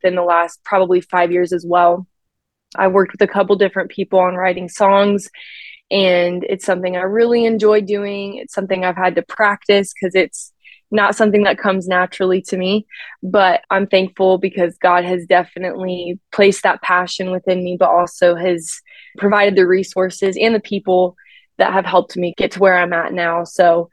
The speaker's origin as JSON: {"language": "English", "region": "Maryland", "country": "United States", "moved": "as an adult", "lives_now": "Knoxville, United States", "said": "I am from Maryland"}